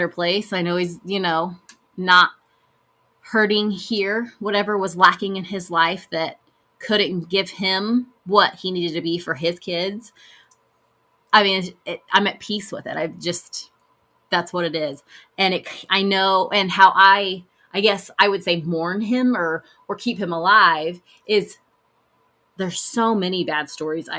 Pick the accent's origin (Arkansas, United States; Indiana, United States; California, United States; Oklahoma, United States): Oklahoma, United States; El Reno; where we grew up in El Reno